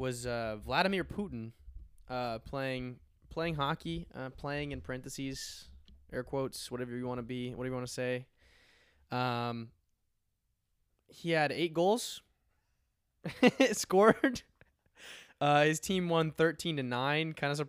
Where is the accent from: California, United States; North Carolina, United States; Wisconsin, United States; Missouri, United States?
Missouri, United States; I'm from Missouri, and it's better stadium.